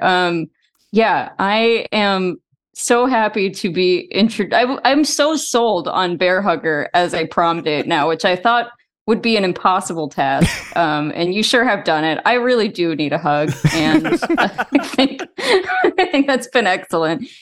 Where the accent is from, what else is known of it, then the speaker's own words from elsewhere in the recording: Texas, United States; I grew up in, in Texas